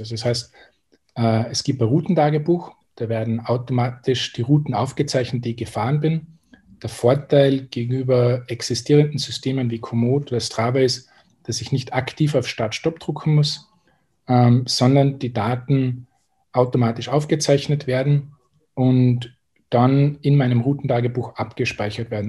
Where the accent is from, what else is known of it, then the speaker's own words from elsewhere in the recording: Austria; accent: Austrian; also born or lived in Salzburg / Tyrol; von meiner Aussprache erkennt man wahrscheinlich schon, dass ich Österreicher bin und auch aus, dem, aus Salzburg und Tirol komme.